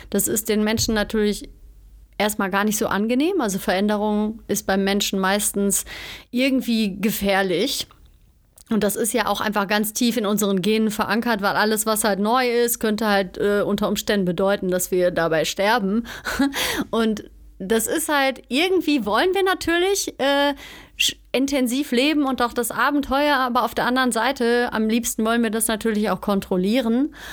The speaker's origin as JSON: {"language": "German", "town": "Cologne", "region": "North Rhine-Westphalia", "country": "Germany", "moved": "as an adult", "lives_now": "Bavaria, Germany", "said": "Ich bin vom Ruhrpott quasi, also von Köln, bin ich nach Bayern gezogen, in die Nähe von München."}